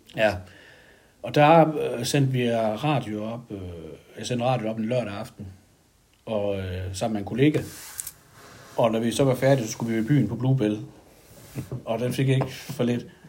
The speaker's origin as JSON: {"language": "Danish", "town": "Sønder Hygum", "region": "Southern Denmark", "country": "Denmark", "tie": "born or raised there", "said": "Jeg stammer oprindeligt fra Sønderhygum øh, i gammel, øh, en Røden Kommune. Nu er det så Vejen Kommune."}